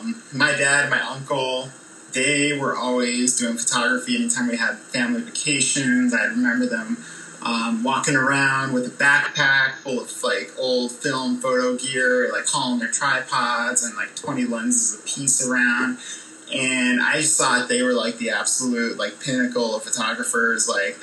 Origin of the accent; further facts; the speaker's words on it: Colorado, United States; also born or lived in Lake Forest, Illinois / Wisconsin; So a little bit outside of Chicago. I honestly don't remember Illinois that much. Lived in Wisconsin for a quick little stint there, and then I moved to Colorado when I was 5.